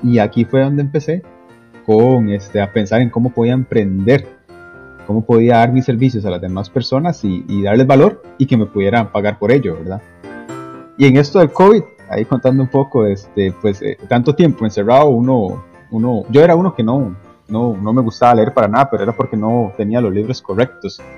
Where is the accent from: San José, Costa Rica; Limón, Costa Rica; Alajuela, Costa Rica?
Limón, Costa Rica; yo soy costarricense, en la provincia de Limón